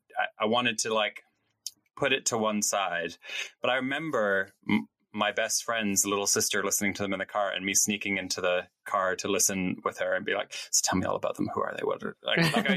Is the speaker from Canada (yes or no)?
yes; Canada; growing up in Canada